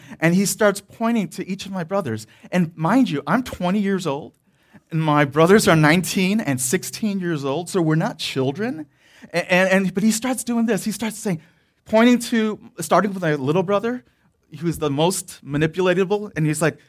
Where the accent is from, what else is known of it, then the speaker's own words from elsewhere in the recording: Detroit, Michigan, United States; moved away; also born or lived in the South; where I grew up in Detroit, there were no railroads